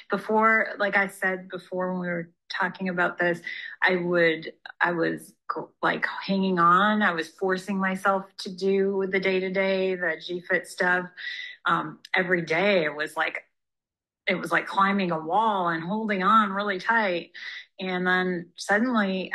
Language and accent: English; Upper Peninsula, Michigan, United States; moved away as an adult; now in California, United States; I'm from Michigan, Upper Peninsula, Michigan, so like literally the middle of nowhere